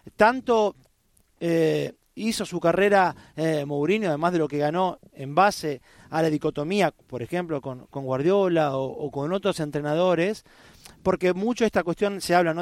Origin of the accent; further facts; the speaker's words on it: Argentina; como argentino